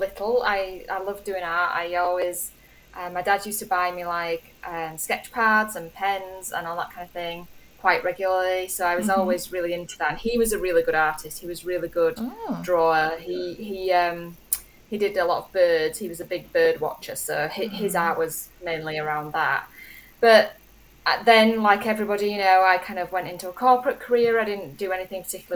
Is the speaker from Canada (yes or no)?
no; Yorkshire and the Humber, United Kingdom; I'm from West Yorkshire, a really tiny village in West Yorkshire in England.